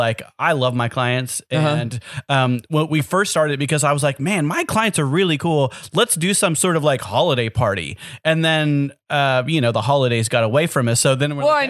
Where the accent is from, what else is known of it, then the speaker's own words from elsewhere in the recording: Joplin, Missouri, United States; moved away as an adult; now in Northwest Arkansas, United States; Born and raised in Joplin, Mo.